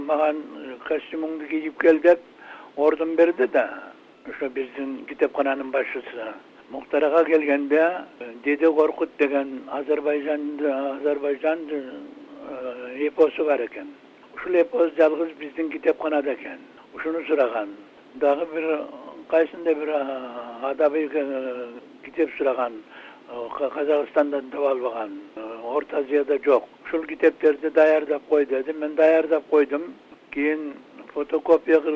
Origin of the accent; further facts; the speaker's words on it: Kyrgyzstan; moved away; also born or lived in New York, United States; кыргызсыңбы дедим мен кыргызмын тарага десем кыргыздын кайсы уруусунансың дедим мен бугуданмын да бугуданмын десем а кыргыздын чоң урууларынан экенсиң деп койду